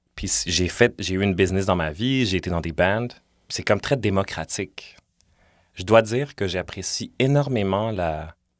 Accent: Montreal, Quebec, Canada; j'ai grandi dans Villeray comme, tu sais, j'ai 35

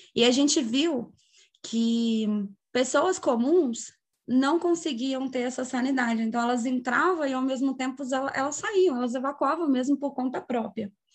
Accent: São João del-Rei, Minas Gerais, Brazil; sou natural de São João Del Rei

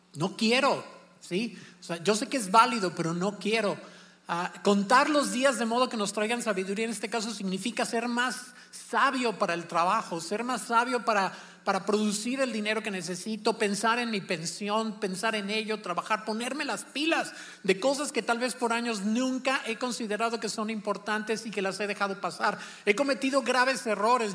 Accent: Celaya, Guanajuato, Mexico; moved away; nosotros nos criamos en Celaya, Guanajuato

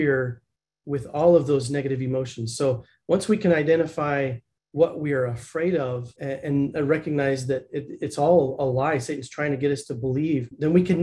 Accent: Blanding, Utah, United States; now in Lehi, United States; I grew up in the Four Corners area in a little teeny tiny town called Blanding.

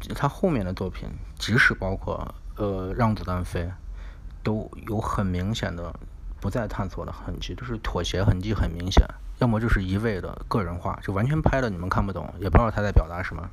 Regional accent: China; 我们中国的

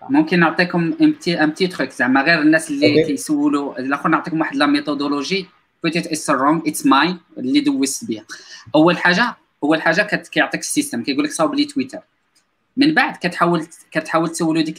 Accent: Morocco; حنا مغاربه ما كانش عندنا واحد الباك جراوند اللي كبيره

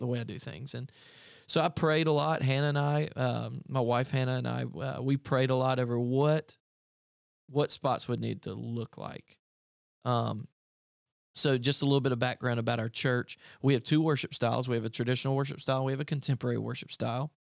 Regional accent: upstate South Carolina, United States; moved away as an adult; also born or lived in Greenville, South Carolina; I came from Greenville, South Carolina. Um, I grew up in the upstate of South Carolina.

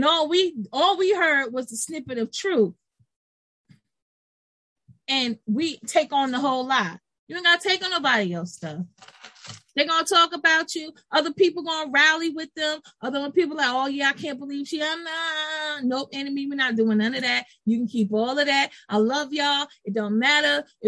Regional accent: Brooklyn, New York, United States; Miss Aisha don't get mad, but I'm from Brooklyn. You know how we do.

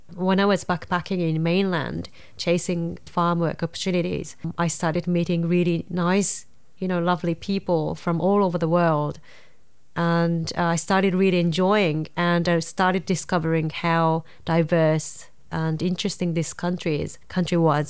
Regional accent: Nara, Japan; English is a second language; moved away; I grew up in a quite a, um, rural Nara

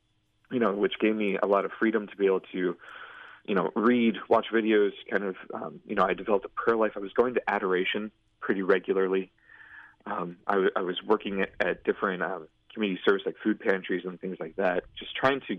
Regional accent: Antioch, Illinois, United States; growing up in Antioch

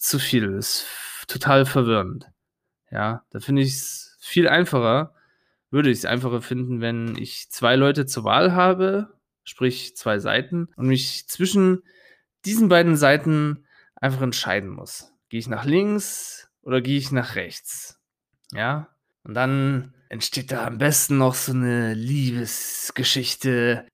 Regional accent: Germany; bei uns in Deutschland

